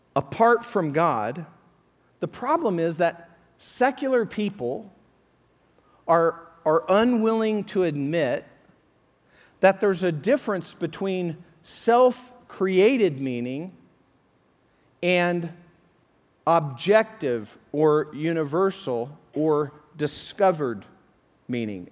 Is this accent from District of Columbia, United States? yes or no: no; Colorado, United States; moved away; back to Colorado, my hometown, I went to a, a high school reunion